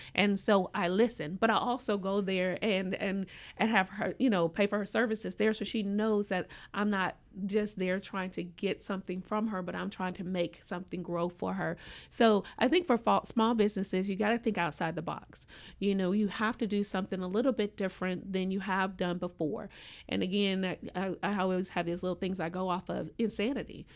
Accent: Indianapolis, Indiana, United States; moved away as an adult; also born or lived in Gainesville, Florida; now in Tallahassee, United States; I'm a transplant, I am originally from Indianapolis, and I came here by way of coaching over at Florida State University.

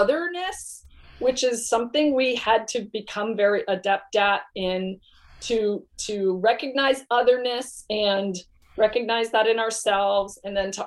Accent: United States; I'm American

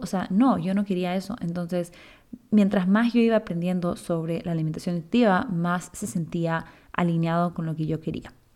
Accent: Chile; now in Ecuador; yo soy chilena, pero vivo en Ecuador hace ya casi 15 años

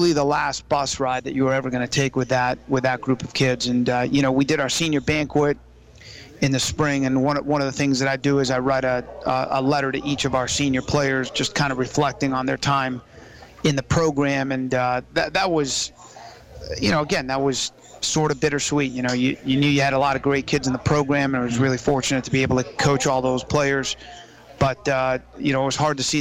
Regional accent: Florida, United States; now in Virginia, United States; I grew up in Florida

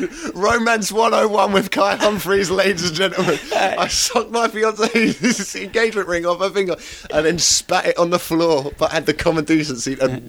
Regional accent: Croydon, London, United Kingdom; accent: Cockney

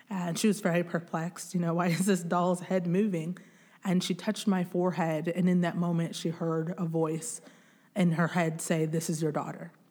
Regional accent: DR Congo; born there; So I was born in the Democratic Republic of the Congo in a mud hut.

